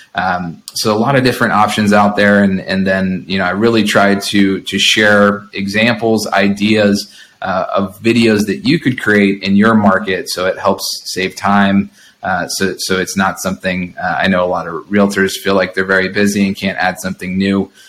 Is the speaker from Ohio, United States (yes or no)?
yes; Ohio, United States; also born or lived in Boston / abroad; now in Monterey, United States; I grew up in Ohio and then lived in Boston and lived out of the country for, for around six years.